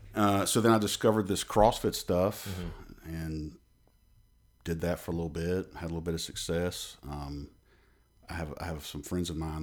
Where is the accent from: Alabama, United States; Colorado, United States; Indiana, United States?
Alabama, United States; a little town outside of Birmingham; moved away as an adult; now in Middle Tennessee, United States; I'm from, uh, a little town outside of Birmingham, Alabama.